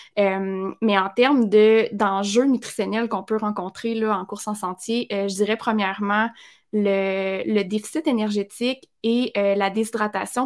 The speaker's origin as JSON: {"language": "French", "area": "Abitibi", "region": "Quebec", "country": "Canada", "said": "je viens de l'Abitibi, je suis loin et je viens non pas juste de l'Abitibi, je viens d'un tout petit village en Abitibi"}